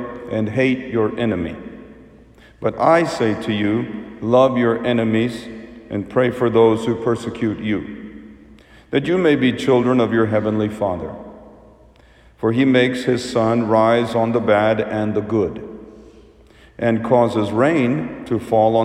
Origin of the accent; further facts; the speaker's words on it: United States; as an Indian kid growing up as an immigrant in the United States